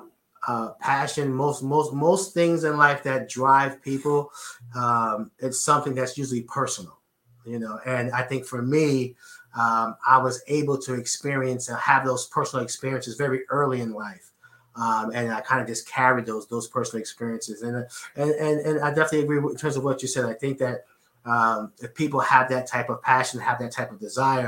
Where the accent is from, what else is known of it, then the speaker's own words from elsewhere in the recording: New York City, New York, United States; growing up in Edenwald Projects in the Bronx, I had to make this work because there weren't that many opportunities back home in New York City